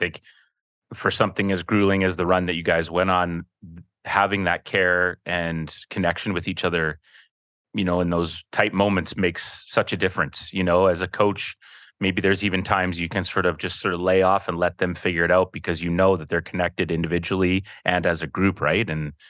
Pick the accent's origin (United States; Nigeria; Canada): Canada; Penticton, British Columbia; born there; We moved to Penticton. Yeah. I was born in Penticton, was there for, almost up till grade five, I want to say. And then we moved to the island and then to the mainland.